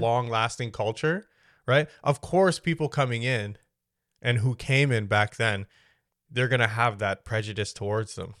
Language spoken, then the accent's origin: English; Canada; I've never felt like this is just where I belong 'cause I was born here.